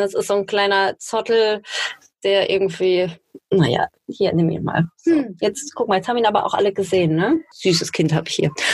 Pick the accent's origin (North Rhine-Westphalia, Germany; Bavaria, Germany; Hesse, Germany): North Rhine-Westphalia, Germany; Duisburg; gebürtige Duisburgerin, so wie ich